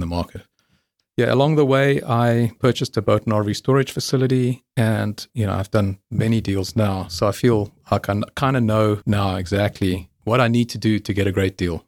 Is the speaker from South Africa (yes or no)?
yes; South Africa; moved away as an adult; also born or lived in England; I'm South African